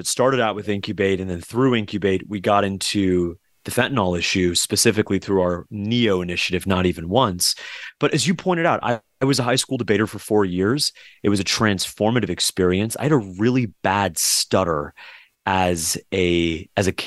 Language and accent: English; South Florida, United States; Growing up in South Florida, too, with so many different families from South American, Latin American backgrounds